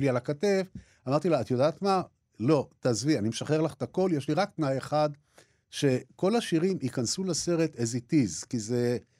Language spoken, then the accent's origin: Hebrew; Jaffa, Tel Aviv District, Israel; בתור ילד גרתי בבית ערבי, בעבר הייתי אומר בית ערבי נטוש, כן? היום אני אומר בית ערבי לא נטוש, אלא של אנשים שגירשו אותם ביפו